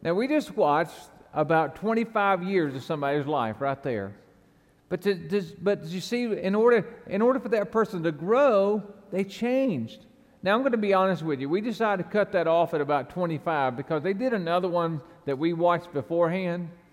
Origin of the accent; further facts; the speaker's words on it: the South, United States; I was raised in the South